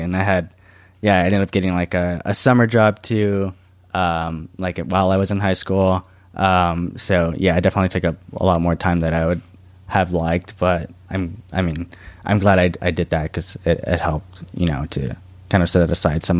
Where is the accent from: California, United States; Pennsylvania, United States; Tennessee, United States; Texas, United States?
Texas, United States; San Antonio; Like we came from like in San Antonio, I was born in the South Side